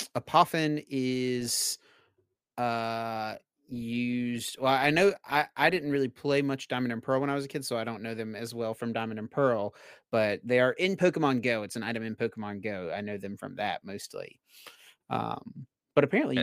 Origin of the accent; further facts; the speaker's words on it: Asheboro, North Carolina, United States; North Carolina Zoo is excellent. Um, it's in my hometown as well